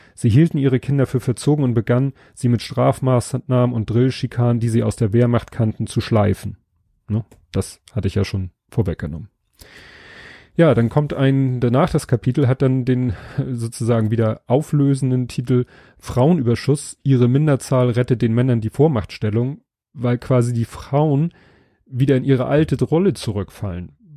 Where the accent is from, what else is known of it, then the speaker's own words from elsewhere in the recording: Hamburg, Germany; Ich bin hier in Stalzhoop aufgewachsen